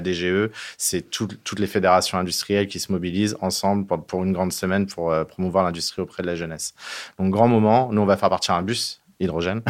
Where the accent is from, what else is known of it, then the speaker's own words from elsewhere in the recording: France; on est des Gaulois